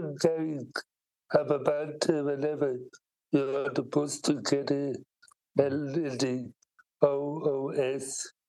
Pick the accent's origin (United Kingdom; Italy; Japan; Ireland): Ireland; Donabate, Leinster; I'm from Dublin, Ireland, in a town called Donabate.